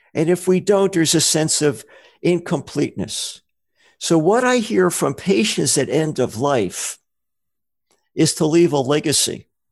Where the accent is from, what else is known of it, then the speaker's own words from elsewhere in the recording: New Jersey, United States; moved away; also born or lived in Rochester, Minnesota; I'm from New Jersey originally